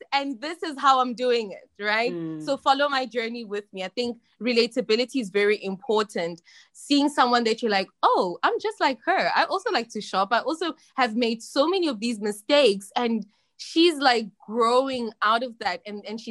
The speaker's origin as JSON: {"language": "English", "country": "South Africa", "tie": "born or raised there", "also_born_or_lived": "China", "moved": "as an adult", "said": "I'm from South Africa"}